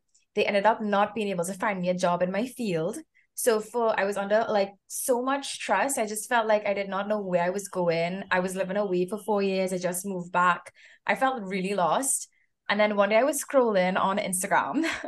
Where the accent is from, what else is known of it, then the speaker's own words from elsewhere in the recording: Trinidad & Tobago; moved away; I'm from Trinidad and Tobago as well